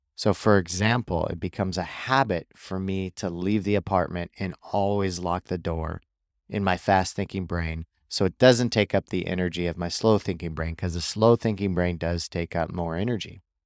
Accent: Missouri, United States; where I grew up in Missouri

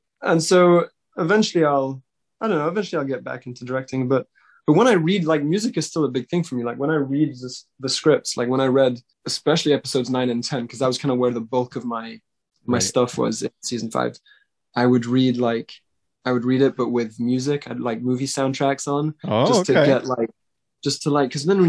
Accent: Switzerland; I grew up in Switzerland.

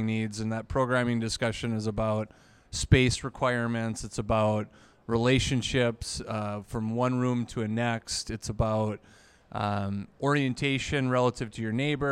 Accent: Minot, North Dakota, United States; also born or lived in Lake Metigoshe, North Dakota; I'm a local guy. I'm actually from Minot originally

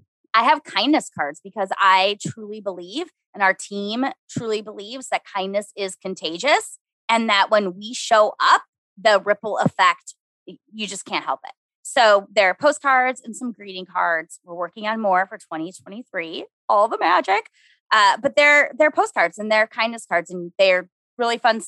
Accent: Minnesota, United States; I'm from Minnesota.

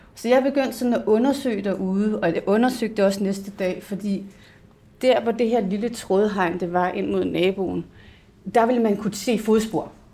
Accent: Hillerød, Capital Region of Denmark, Denmark; jeg kommer og oprindeligt fra Hillerød, hvis der er nogen, der kan høre det i min accent

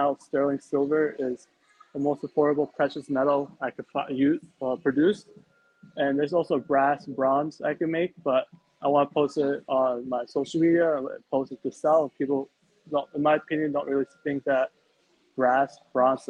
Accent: New York City, New York, United States; now in New Jersey, United States; I was born and raised in New York, then I moved to New Jersey, and then that's where I live currently

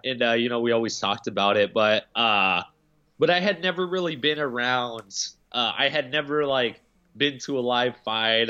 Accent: Alaska, United States; I grew up in Alaska

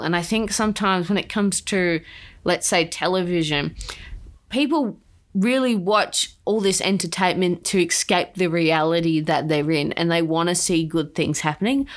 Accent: Australia

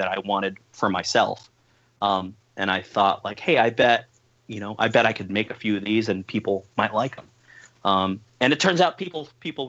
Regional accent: East Bay, California, United States; at the youth center here in my hometown

